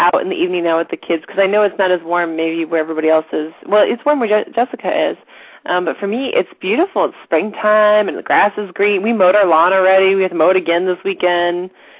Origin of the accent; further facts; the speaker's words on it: St. Louis, Missouri, United States; moved away; we're from St. Louis, so our whole family's still in St. Louis.